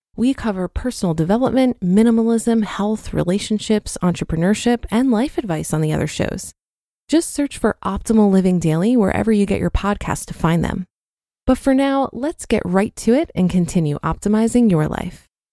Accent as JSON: {"language": "English", "country": "Poland", "tie": "born or raised there", "moved": "as an adult", "lives_now": "United Kingdom", "said": "I grew up in Poland"}